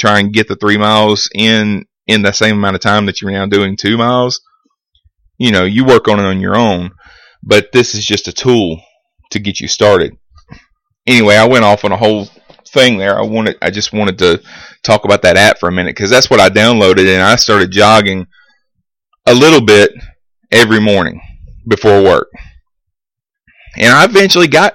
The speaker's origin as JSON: {"language": "English", "town": "Vincent", "country": "United States", "tie": "born or raised there", "said": "my hometown of Vincent"}